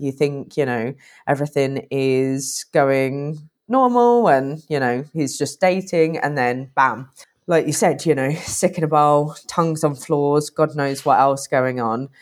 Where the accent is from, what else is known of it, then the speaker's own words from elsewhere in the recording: United Kingdom; I'm British